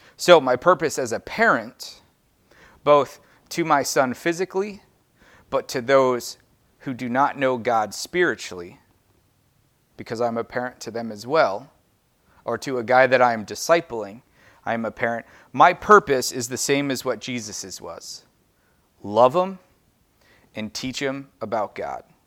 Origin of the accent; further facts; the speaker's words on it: United States; I'm American